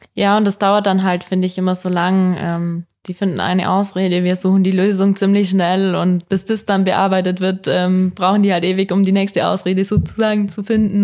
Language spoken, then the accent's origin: German; Oberstdorf, Bavaria, Germany; da, wo ich angefangen habe, wo ich aufgewachsen bin